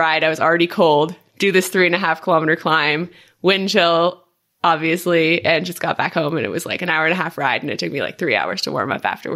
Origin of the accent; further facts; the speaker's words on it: Quebec, Canada; moved away; I'm from Quebec